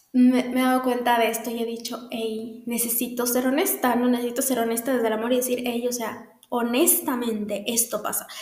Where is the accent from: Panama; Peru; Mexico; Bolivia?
Bolivia; en Bolivia, en mi país